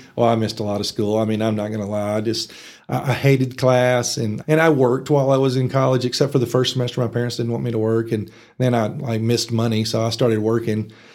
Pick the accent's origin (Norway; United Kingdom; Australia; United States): United States; Texas Panhandle; born or raised there; also born or lived in Arkansas